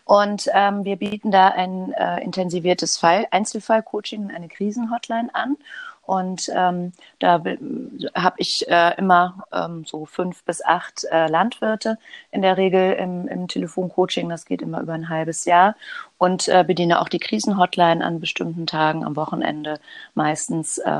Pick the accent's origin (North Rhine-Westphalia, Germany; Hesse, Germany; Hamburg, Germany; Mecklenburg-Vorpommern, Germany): Hamburg, Germany; ich komme aus Hamburg und lebe in Hamburg im Alstertal.